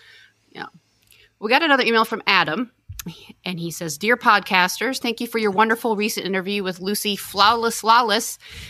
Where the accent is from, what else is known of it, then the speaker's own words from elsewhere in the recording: Germany; I grew up in Germany watching Xena on my couch on Sunday afternoons in the late 90s, early 2000s.